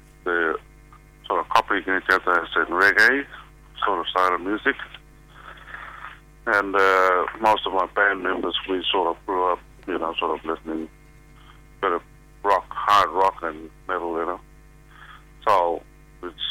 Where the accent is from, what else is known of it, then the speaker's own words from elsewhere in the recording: Australia; I'm from the Southeast Desert Midlands